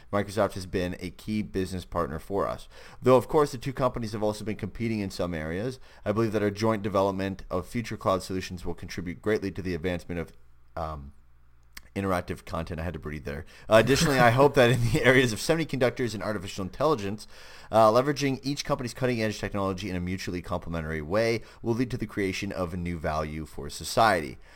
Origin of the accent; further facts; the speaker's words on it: Canada; I'm Canadian